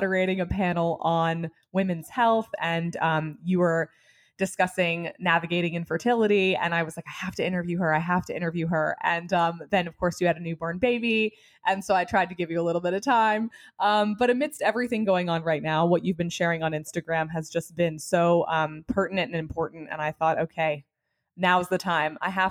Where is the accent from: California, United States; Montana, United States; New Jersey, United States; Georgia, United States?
New Jersey, United States; Princeton; I grew up in Princeton, New Jersey